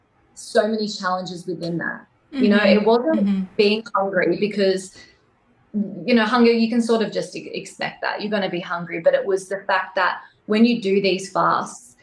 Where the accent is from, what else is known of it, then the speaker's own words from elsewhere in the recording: Wollongong, New South Wales, Australia; moved away as an adult; also born or lived in central Queensland; I actually ended up moving from Wollongong, that's where I'm originally from, to a farm that I bought into in central Queensland